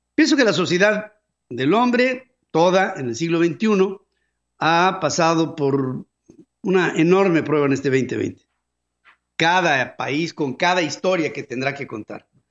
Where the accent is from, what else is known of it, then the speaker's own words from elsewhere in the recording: Mexico; somos los mexicanos